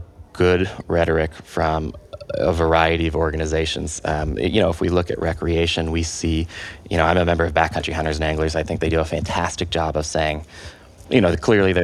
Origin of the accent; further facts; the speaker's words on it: Santa Barbara, California, United States; I grew up in Santa Barbara